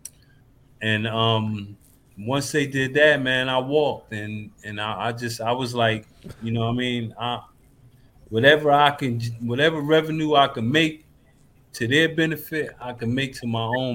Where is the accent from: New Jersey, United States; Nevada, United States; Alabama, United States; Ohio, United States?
New Jersey, United States; Paterson; moved away; I'm originally from Paterson, New Jersey. I'm not from Texas